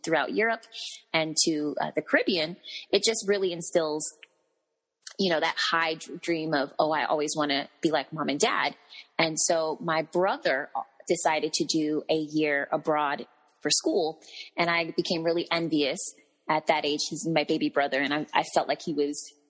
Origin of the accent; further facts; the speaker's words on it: Marietta, Georgia, United States; moved away as an adult; also born or lived in Atlanta, Georgia; now in Orlando, United States; I grew up in Marietta, Georgia, which is, of course, north of Atlanta. And I actually, I have not lived in too many places. I was born and raised there